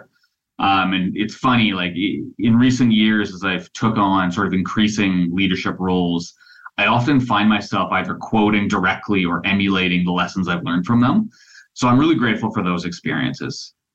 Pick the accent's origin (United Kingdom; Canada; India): Canada; Port McNeill, British Columbia; I'm an Islander. I grew up in Port McNeil.